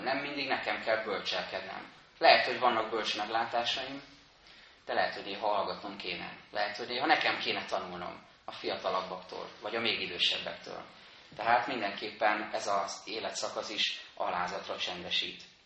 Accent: Budapest, Hungary; Egy pesti Dunaparti lakótelepen nőttem fel, két évtizedet éltem ott

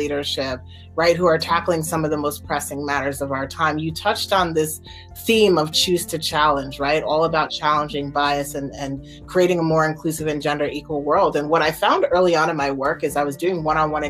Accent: Nigeria; as a Nigerian

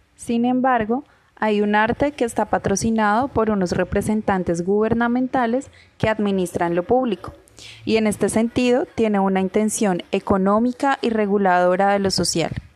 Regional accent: Cartagena, Bolívar, Colombia; como cartageneros, como colombianos

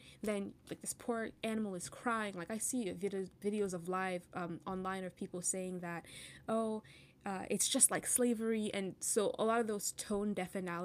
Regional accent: Cameroon; moved away; I'm from Cameroon

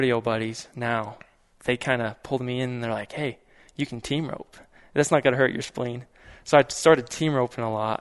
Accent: Emery County, Utah, United States; I grew up on a ranch here over in Emory County

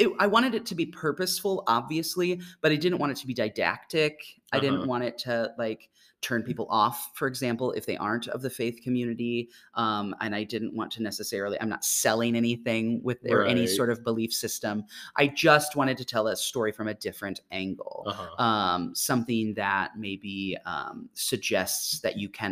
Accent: Mahomet, Illinois, United States; I grew up in Mahomet, Illinois, not far from here

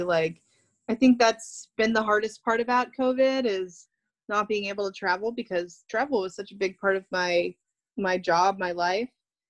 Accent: New York, United States; everyone likes me because I'm a New Yorker. I talk about New York stuff.

